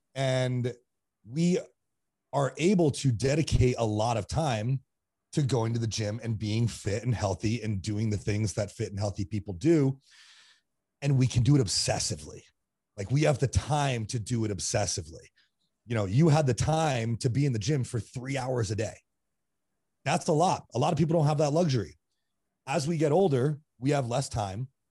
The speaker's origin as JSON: {"language": "English", "town": "East Greenwich", "region": "Rhode Island", "country": "United States", "tie": "born or raised there", "also_born_or_lived": "Burlington, Vermont / Colorado", "moved": "yes", "said": "I grew up in East Greenwich, Rhode Island"}